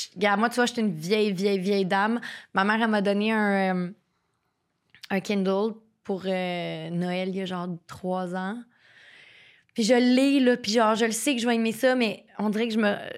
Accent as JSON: {"language": "French", "town": "Terrebonne", "region": "Quebec", "country": "Canada", "said": "moi, je viens de Terrebonne"}